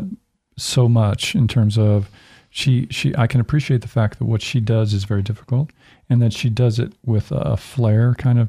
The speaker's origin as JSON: {"language": "English", "region": "Midwest", "country": "United States", "also_born_or_lived": "California", "moved": "as an adult", "said": "I'm a Midwesterner too, and I just followed some woman to California. I ended up staying there 19 years."}